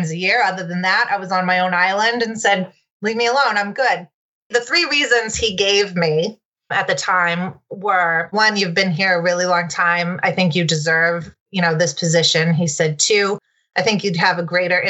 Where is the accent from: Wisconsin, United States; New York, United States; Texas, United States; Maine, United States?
Maine, United States; I grew up in Maine